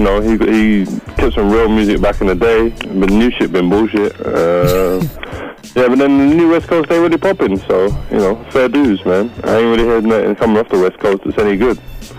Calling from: Japan; I'm calling from Japan. This shit's expensive as a motherfucker.

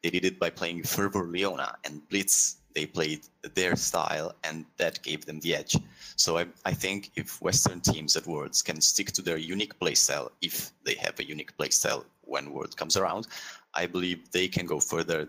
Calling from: Milan, Lombardy, Italy; I am not, but I'm calling from Milan, Italy.

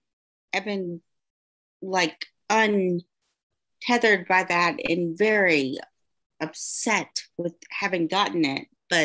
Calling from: Decatur, Georgia, United States; Decatur, Georgia.

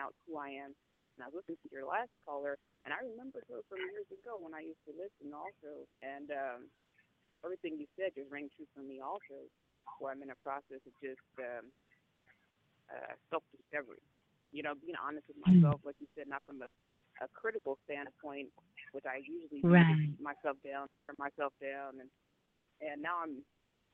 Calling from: California, United States; I'm calling in from California.

